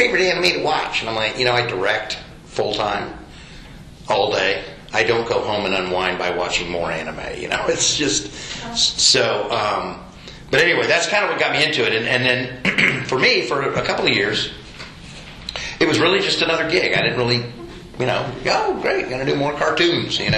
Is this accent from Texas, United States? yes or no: yes; Houston, Texas, United States; also born or lived in Sewanee, Tennessee; I am from Houston, Texas, originally, where I live currently.